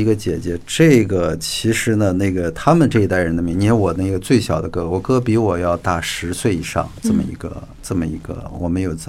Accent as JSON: {"language": "Chinese", "region": "Northwest China", "country": "China", "tie": "born there", "said": "然后我也是在西北出生的，"}